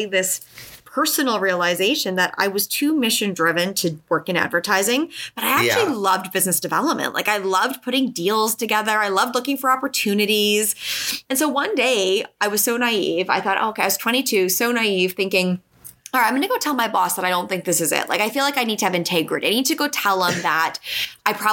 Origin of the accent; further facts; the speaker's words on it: Canada; moved away; also born or lived in Toronto, Canada; I'm Canadian originally.